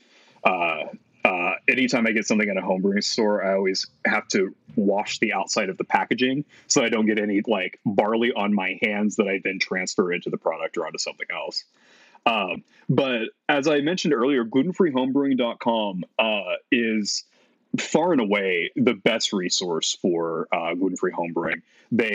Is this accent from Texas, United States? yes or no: yes; Texas, United States; moved away as an adult; also born or lived in Utah; I was moving from Utah back to my home state of Texas